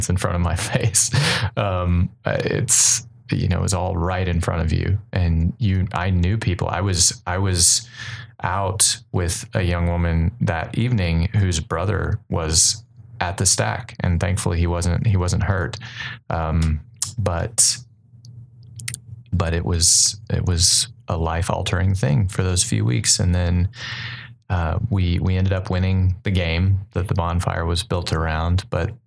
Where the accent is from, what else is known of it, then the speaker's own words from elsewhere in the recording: College Station, Texas, United States; I am from College Station. I grew up here.